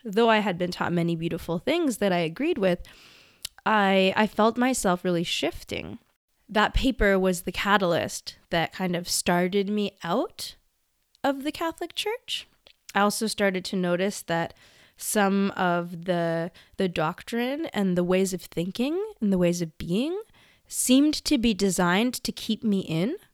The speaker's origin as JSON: {"language": "English", "town": "Vancouver", "region": "British Columbia", "country": "Canada", "tie": "born or raised there", "said": "I was born in Vancouver, British Columbia, Canada, and I was raised by my grandparents and my mom for the first several years of my life."}